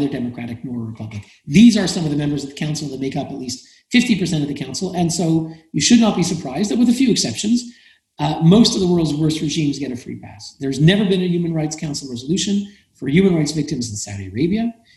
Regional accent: Canada; I'm Canadian. My country, Canada

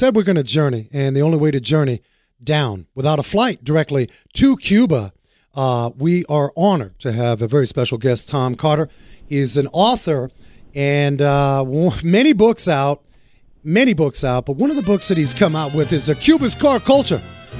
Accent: Frankfurt, Hesse, Germany; born there; I was born in Frankfurt.

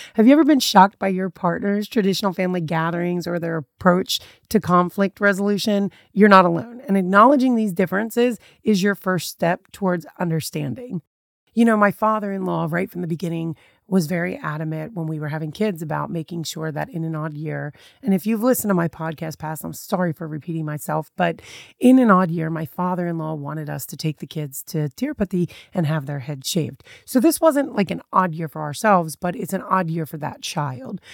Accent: United States; I was very much that country girl raised in America

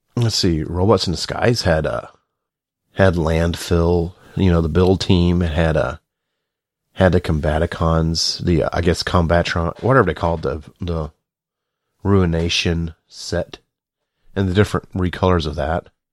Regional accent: the South, United States; I'm from the South

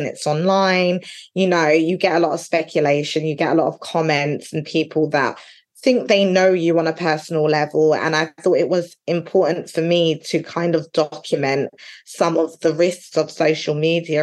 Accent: London, United Kingdom; moved away as an adult; now in Essex, United Kingdom; I'm originally from East London. I live in Essex now, but I'm originally from East London

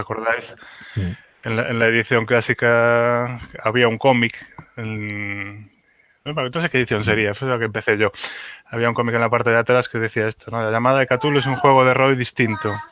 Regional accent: A Coruña, Galicia, Spain; also born or lived in Santiago de Compostela; A Coruña, que es mi, que es mi ciudad natal

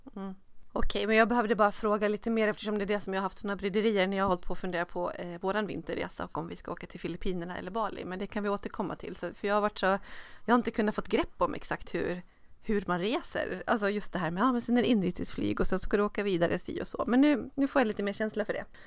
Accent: Dalarna County, Sweden; now in Stockholm, Sweden; i min hemstad uppe i Dalarna

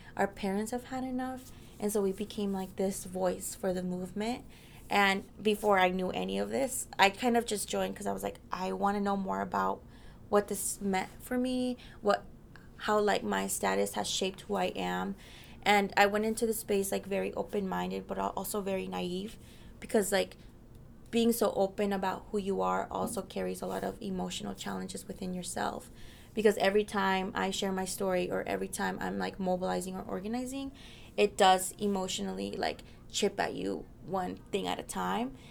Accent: Mesa, Arizona, United States; also born or lived in Mexico; now in Washington, D.C., United States; I was born in Mexico, but I grew up my whole life in Mesa, Arizona

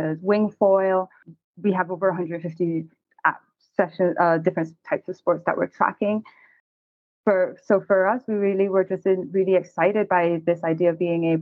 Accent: Cayman Islands; I'm originally from the Cayman Islands, so naturally grew up on the water

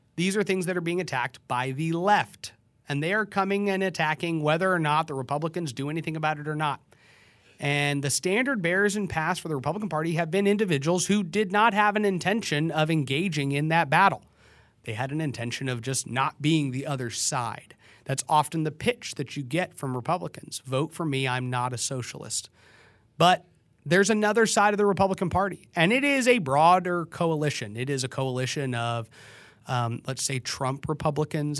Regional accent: Texas, United States; In Texas, we legislate for five months every two years

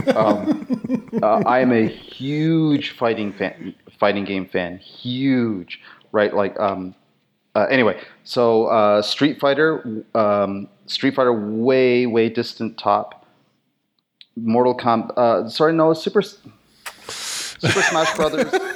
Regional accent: Canada; I was raised, uh, German, European, and of course being French, uh, being French, being Canadian, we have a lot of French stuff here.

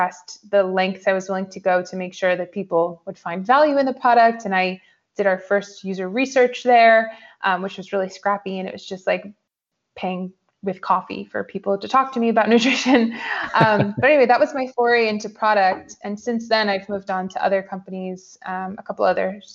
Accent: New York, United States; moved away as an adult; also born or lived in San Francisco; So I'm originally from New York, and like any good New Yorker, I started my career on Wall Street

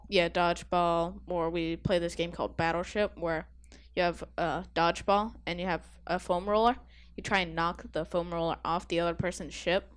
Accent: Massachusetts, United States; I'm from Massachusetts

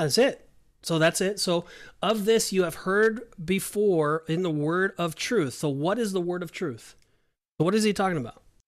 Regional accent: California, United States; now in Orlando, United States; I'm from California

